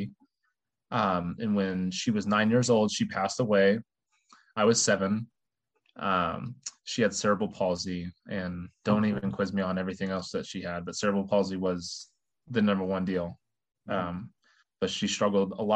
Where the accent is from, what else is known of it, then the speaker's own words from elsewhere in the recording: Terre Haute, Indiana, United States; I'm one of 20 first cousins who all grew up in Terre Haute, Indiana